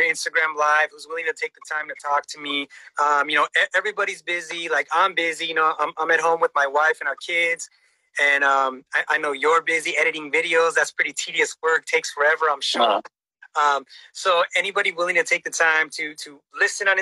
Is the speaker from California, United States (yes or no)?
yes; Los Angeles, California, United States; moved away as an adult; now in Norwalk, United States; That's where I grew up